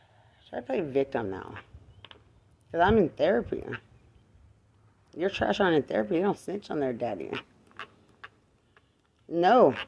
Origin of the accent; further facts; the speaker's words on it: Texas, United States; You saw me in Bexar County. I'm from Lubbock County.